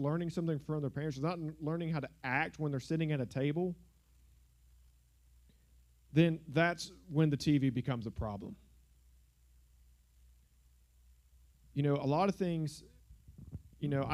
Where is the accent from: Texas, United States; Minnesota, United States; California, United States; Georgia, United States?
Georgia, United States; South; the church I grew up in South Georgia